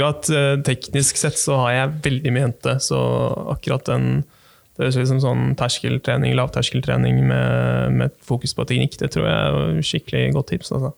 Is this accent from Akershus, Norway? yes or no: yes; Bærum, Akershus, Norway; Jeg, jeg kommer fra Bærum, jeg også